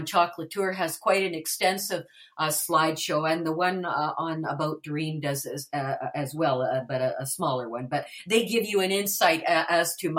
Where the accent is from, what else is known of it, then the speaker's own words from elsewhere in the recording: Winnipeg, Manitoba, Canada; I was born and raised in Winnipeg, and I have lived just outside of Winnipeg my entire life.